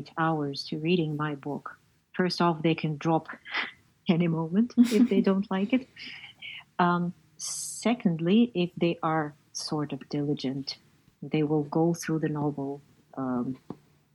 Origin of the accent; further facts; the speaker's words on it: Zaporizhzhia, Zaporizhzhia Oblast, Ukraine; I was born in Zaporizhia, which is midway between, you know, the ex-capital of the ignominious Soviet Union and the Black Sea, deep province at the time I was growing up